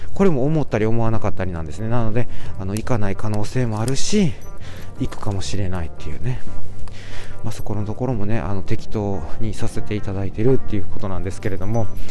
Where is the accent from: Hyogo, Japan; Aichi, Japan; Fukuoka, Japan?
Hyogo, Japan; Amagasaki; moved away; 実家の方に来てます。兵庫県のね、あの、尼崎さ、尼崎市という、あの、素晴らしい、えー、由緒正しいですね。えー、町。なんていうんですか？町。まあ、町と言いますか、あの、なんと言いますか、いや、わかりませんけれども、そういう地域の方にね、えー、戻ってまいりまして、まあ、私の、えー、生まれ育ったね、故郷